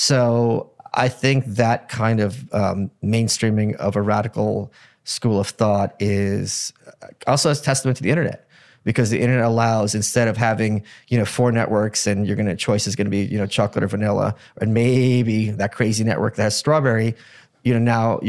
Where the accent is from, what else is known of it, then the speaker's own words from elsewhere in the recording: Ukraine; born there; I was born in Ukraine.